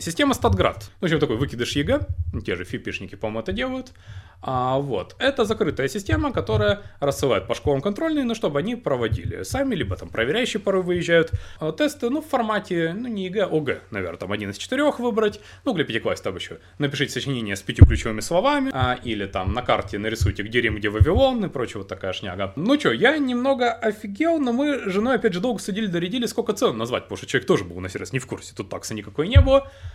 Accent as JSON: {"language": "Russian", "town": "Krasnodar", "region": "Krasnodar Krai", "country": "Russia", "tie": "born or raised there", "moved": "yes", "said": "я приехал в родной город Краснодар"}